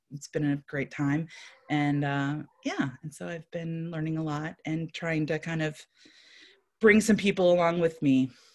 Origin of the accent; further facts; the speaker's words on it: East Coast, United States; now in Saint Louis, United States; I live in Saint Louis, Missouri. I grew up on the East Coast.